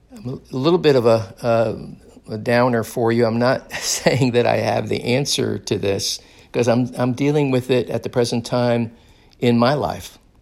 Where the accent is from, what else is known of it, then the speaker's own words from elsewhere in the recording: Daytona Beach, Florida, United States; moved away; I recently was in my hometown of Daytona Beach, and I loved gro-, I loved growing up in Daytona Beach